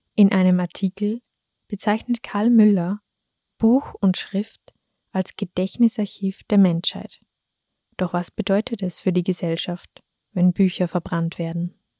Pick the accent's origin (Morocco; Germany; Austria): Austria; Thalgau, Salzburg; meine Heimatgemeinde Talgau